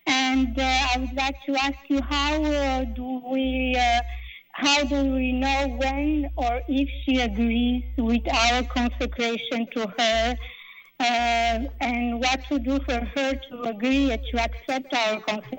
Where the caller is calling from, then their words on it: Canada; English is a second language; I'm calling from Canada.